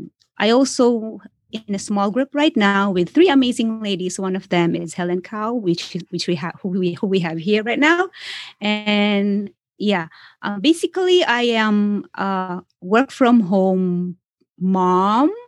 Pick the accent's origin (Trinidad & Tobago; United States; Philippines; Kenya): Philippines; now in Canada; We're basically Filipino-Chinese before we came to Canada. So yeah, we speak Fukien.